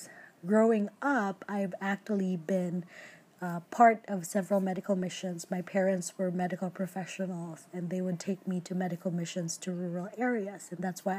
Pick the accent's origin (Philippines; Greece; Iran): Philippines; now in United States; I am Filipino. I'm a first generation immigrant to the US.